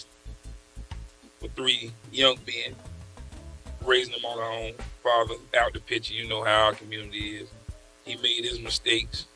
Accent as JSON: {"language": "English", "region": "South Carolina", "country": "United States", "also_born_or_lived": "Burlington, North Carolina / Richmond, Virginia / Washington, D.C.", "moved": "yes", "said": "I'm originally from South Carolina. Got in trouble. They migrated me to Burlington, North Carolina"}